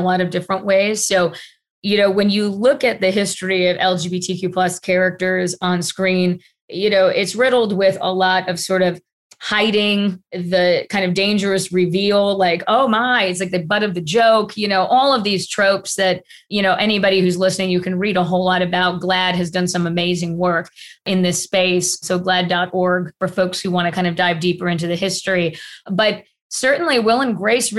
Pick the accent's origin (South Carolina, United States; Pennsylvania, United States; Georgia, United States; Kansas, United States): Georgia, United States; Atlanta; growing up in Atlanta, Georgia